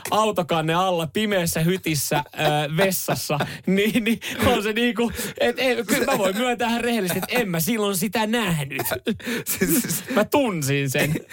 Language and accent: Finnish; Vantaa, Uusimaa, Finland; se on ollut tosi pienenä se meni siis meil, meillä päin Länsi-Vantaalla ää, äh, pihan tyttöjen kanssa.